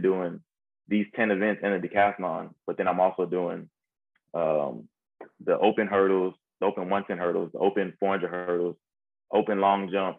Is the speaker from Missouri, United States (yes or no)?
no; Georgia, United States; I grew up in Georgia